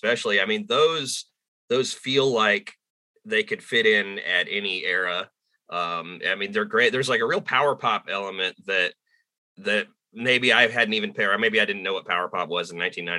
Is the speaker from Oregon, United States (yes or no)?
no; Southern California, United States; now in North Carolina, United States; I've lived in North Carolina most of my life now, but I grew up in Southern California